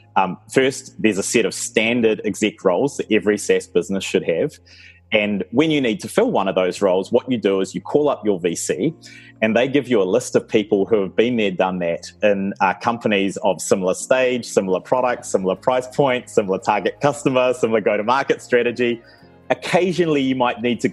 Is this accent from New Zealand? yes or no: yes; New Zealand; also born or lived in Oxford, United Kingdom; I was born here in New Zealand